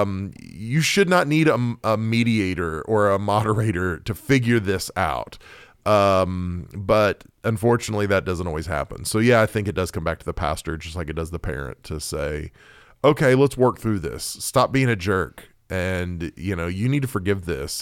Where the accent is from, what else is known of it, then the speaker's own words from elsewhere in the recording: Oklahoma, United States; I grew up in Oklahoma